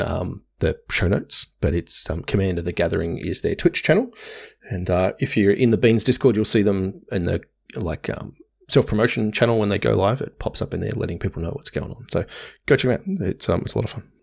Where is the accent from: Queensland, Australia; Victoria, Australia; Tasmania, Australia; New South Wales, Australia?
Tasmania, Australia; Hobart; moved away; where I grew up in Hobart